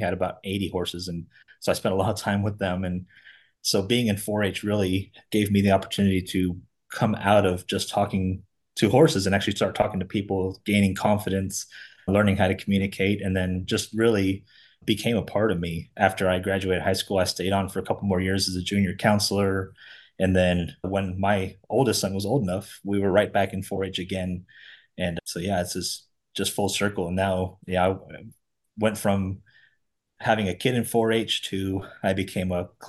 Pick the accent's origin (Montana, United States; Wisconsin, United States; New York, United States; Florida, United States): Florida, United States; South; I grew up in South Florida. My family had a ranch growing up.